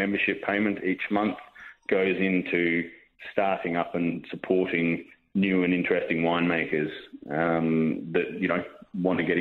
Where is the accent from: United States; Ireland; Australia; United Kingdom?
Australia; South Australia; moved away as an adult; also born or lived in Marlborough, New Zealand; we're from South Australia and we wanted to move back.